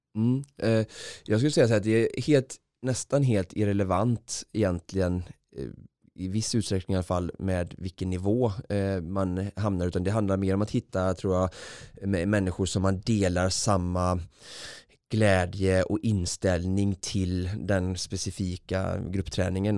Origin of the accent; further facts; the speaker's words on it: Vårgårda, Västra Götaland, Sweden; på fotbollsträning i, i Vårgårda där jag kommer ifrån